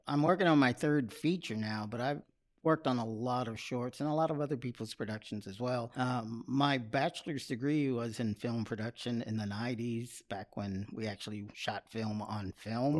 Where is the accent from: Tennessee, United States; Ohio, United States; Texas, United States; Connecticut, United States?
Texas, United States; Austin; now in Buda, United States; I am a native of Austin, Texas.